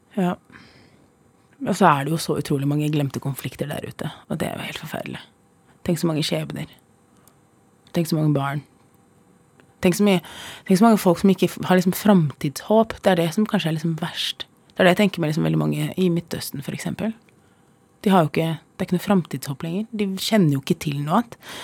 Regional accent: Oslo, Norway; also born or lived in Iraq; jeg har vokst opp på Holmlia, jeg er flyktning

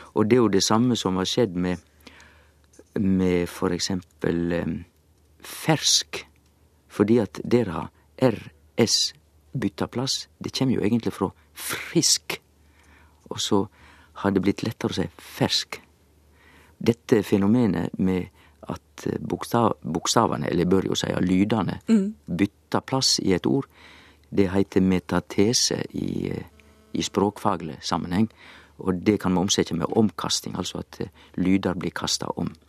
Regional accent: Sogn, Vestland, Norway; Jeg er jo sogning

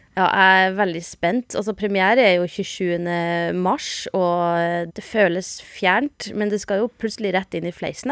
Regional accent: Northern Norway, Norway; A-ending som nordlending.

